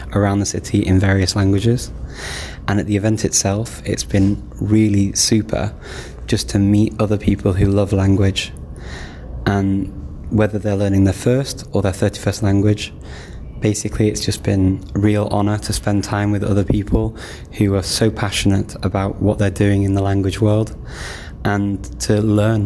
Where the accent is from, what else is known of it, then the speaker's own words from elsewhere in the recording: United Kingdom; now in Skopje, North Macedonia; I'm originally from the United Kingdom and I live in Skopje in the Republic of North Macedonia